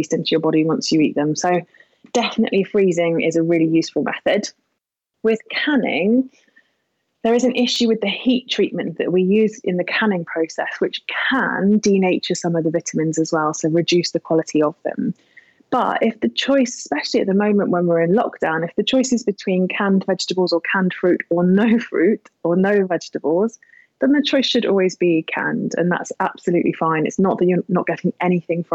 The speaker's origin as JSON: {"language": "English", "town": "Yealmpton", "region": "South West England", "country": "United Kingdom", "tie": "born or raised there", "moved": "yes", "lives_now": "London, United Kingdom", "said": "I grew up in Devon, so I'm a farm girl"}